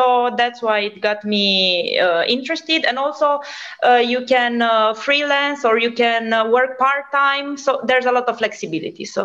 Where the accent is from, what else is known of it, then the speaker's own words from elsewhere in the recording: Romania; moved away as an adult; now in Spain; I'm originally from Romania, but at the moment I'm doing an internship in Spain.